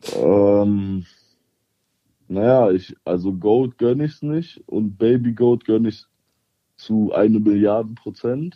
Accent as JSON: {"language": "German", "town": "Cologne", "region": "North Rhine-Westphalia", "country": "Germany", "said": "weil ich bin ja Kölner"}